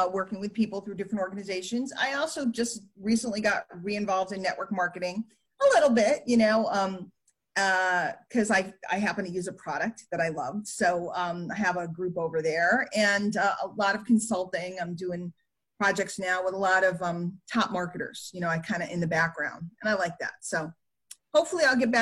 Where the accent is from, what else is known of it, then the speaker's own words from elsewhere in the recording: New York City, New York, United States; I grew up in New York City